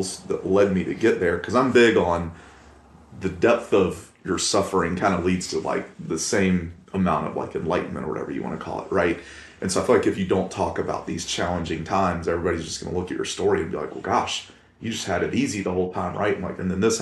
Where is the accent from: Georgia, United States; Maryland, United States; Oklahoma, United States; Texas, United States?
Georgia, United States; Columbus; born and raised in Columbus, Georgia